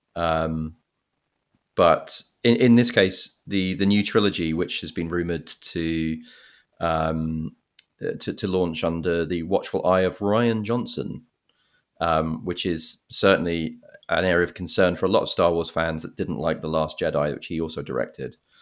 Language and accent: English; England, United Kingdom; now in United States; I grew up in England